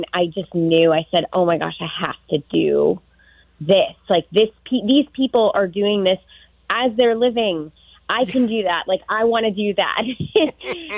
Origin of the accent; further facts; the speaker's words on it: Houston, Texas, United States; I grew up in Houston, Texas